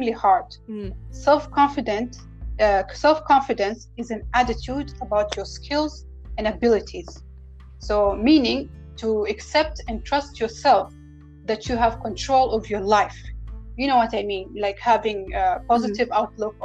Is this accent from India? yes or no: no; Oman; I'm from the Sultanate of Oman